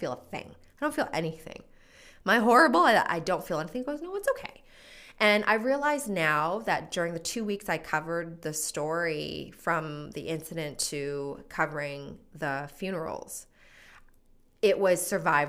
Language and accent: English; Edmonton, Alberta, Canada; moved away as an adult; now in Calgary, Canada; I'm originally from Edmonton